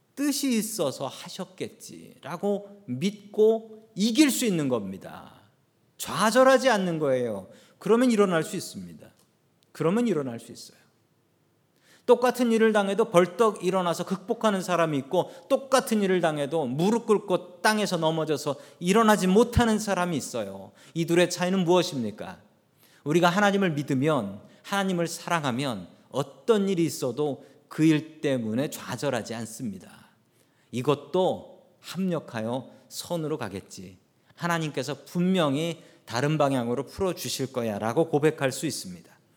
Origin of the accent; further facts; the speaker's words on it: South Korea; now in United States; 한국에서 태어났던 우리들을 미국으로 보내주셨습니다.